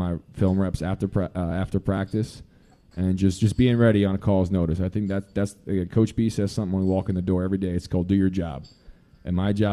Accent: New Jersey, United States; moved away as an adult; I'm from Central Jersey. Yes, Central Jersey does exist.

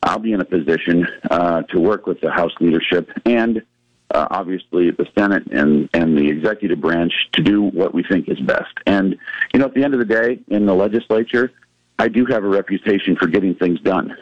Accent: Norfolk, Nebraska, United States; also born or lived in Lincoln, Nebraska; my hometown of Norfolk

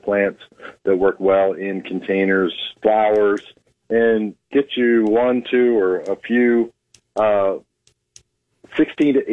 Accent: Oklahoma, United States; now in Nebraska, United States

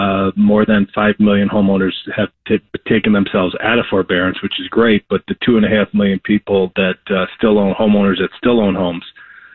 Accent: New York, United States; born there; I was born in New York, and I grew up

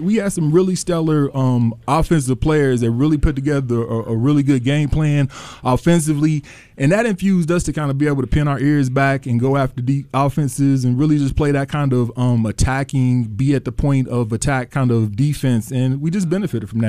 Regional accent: Indiana, United States; I'm a kid from Indiana

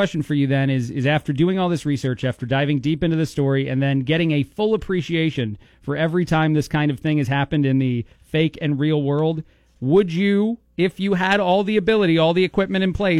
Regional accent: New Jersey, United States; I'm from New Jersey. I'm very familiar with the Times Square.

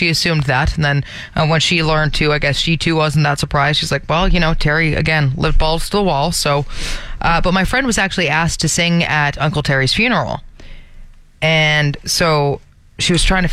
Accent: Brampton, Ontario, Canada; moved away; But I'm not from Toronto. I'm actually from Brampton.

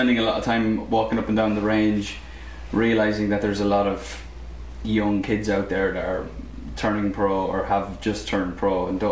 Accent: Ireland; being Irish. I mean, just growing up in the island

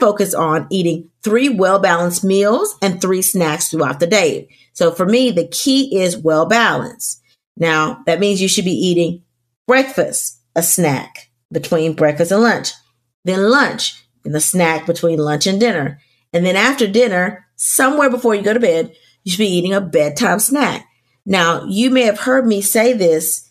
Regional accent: the South, United States; I'm from the South

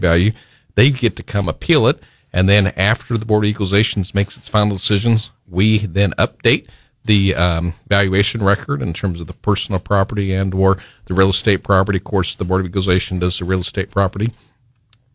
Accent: Branson, Missouri, United States; Growing up in Branson as a kid

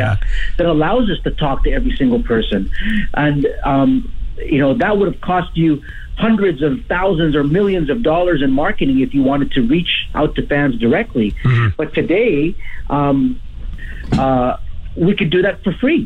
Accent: Edmonton, Alberta, Canada; also born or lived in Africa; I was born in Edmonton, but I left Edmonton when I was 6 years old, and we lived in Africa. And so I lived in Africa until I was 12 years old

